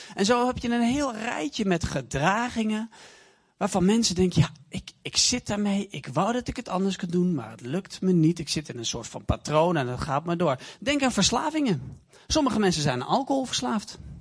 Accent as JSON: {"language": "Dutch", "town": "Deventer", "region": "Overijssel", "country": "Netherlands", "said": "Ik kom uit Deventer."}